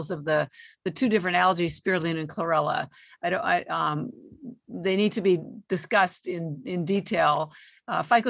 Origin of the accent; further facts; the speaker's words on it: Canada; moved away as an adult; now in Boston, United States; I live in Boston. I've been here 33 years, but I'm Canadian